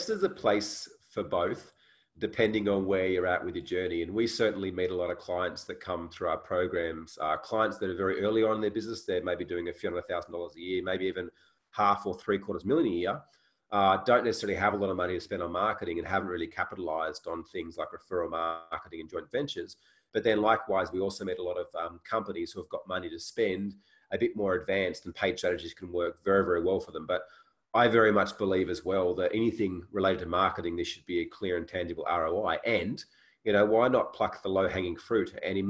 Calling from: Canggu, Bali, Indonesia; And I'm actually calling in from Canggu, Bali, Indonesia, from my place here as well.

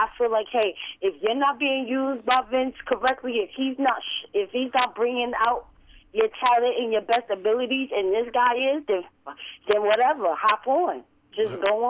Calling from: New York City, New York, United States; I'm calling from Brooklyn, New York.

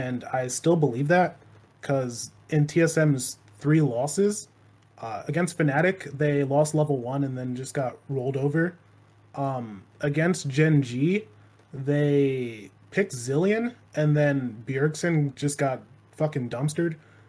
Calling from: Hartford, Connecticut, United States; Hartford, Connecticut.

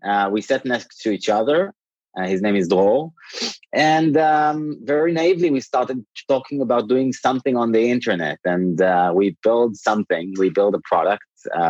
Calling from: Tel Aviv, Tel Aviv District, Israel; Tel Aviv.

